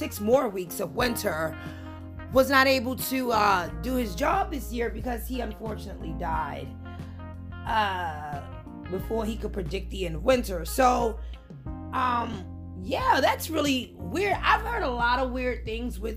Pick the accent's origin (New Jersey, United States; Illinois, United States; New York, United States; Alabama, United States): New York, United States; New York City; I'm from New York